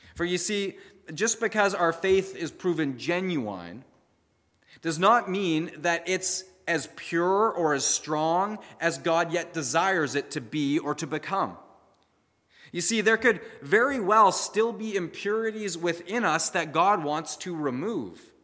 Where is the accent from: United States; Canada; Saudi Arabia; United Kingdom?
Canada; we as the Canadian church